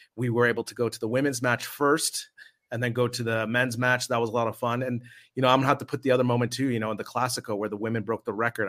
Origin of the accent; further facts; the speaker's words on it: United States; moved away as an adult; now in Spain; as an American